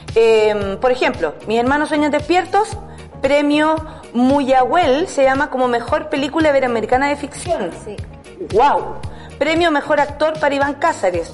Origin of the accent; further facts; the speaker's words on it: San Miguel, Santiago Metropolitan Region, Chile; yo soy de San Miguel